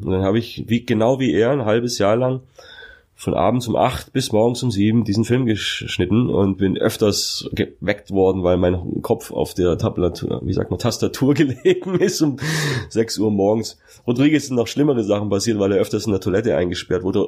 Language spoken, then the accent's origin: German; Magstadt, Baden-Württemberg, Germany; also born or lived in Sindelfingen; Ich bin ja eigentlich geborener Schwabe